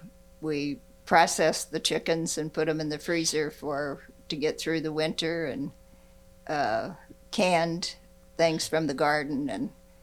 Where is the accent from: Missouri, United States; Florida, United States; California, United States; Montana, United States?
Missouri, United States; Gower; Well, I grew up north of Kansas City near Gower, Missouri. Went to school in Gower Church in Easton, and our address was Hempel.